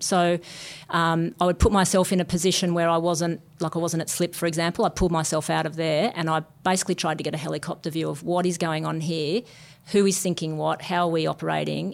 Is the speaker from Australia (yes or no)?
yes; Newcastle, New South Wales, Australia; also born or lived in Sydney; I grew up in Newcastle. I moved to Sydney